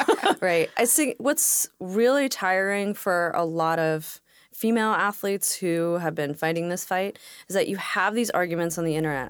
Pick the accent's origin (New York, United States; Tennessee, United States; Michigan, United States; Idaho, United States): New York, United States; New York City; moved away as an adult; now in Washington, United States; I grew up in Brooklyn. We immigrated, uh, to New York in nineteen eighty-eight. I grew up there